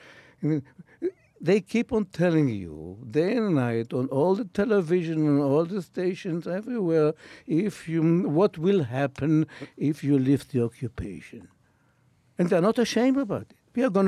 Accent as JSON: {"language": "English", "country": "Israel", "said": "Which means, look, I come from Israel, which means it's a land, it's a building land."}